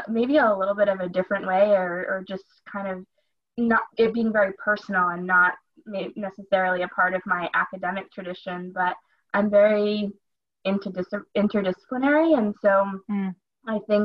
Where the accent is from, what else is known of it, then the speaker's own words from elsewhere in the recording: Shinnecock Indian Nation, Long Island, New York, United States; I come from the Shinnecock Indian Nation. Our territory is located on the southern shores of Long Island in New York